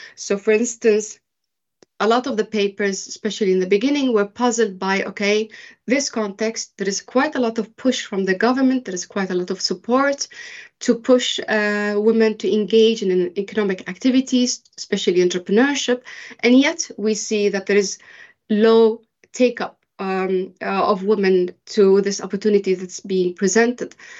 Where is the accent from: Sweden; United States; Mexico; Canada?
Sweden; moved away as an adult; also born or lived in Bahrain; I am originally from Bahrain, but I was raised in Sweden.